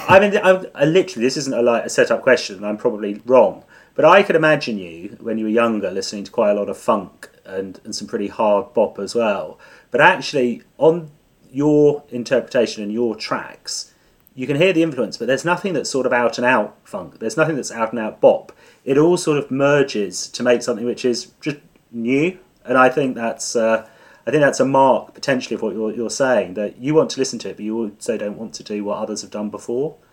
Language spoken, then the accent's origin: English; Suffolk, East of England, United Kingdom; I'm from Suffolk